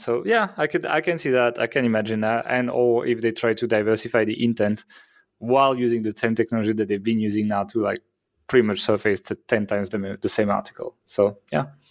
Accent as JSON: {"language": "English", "country": "France", "said": "I'm from France"}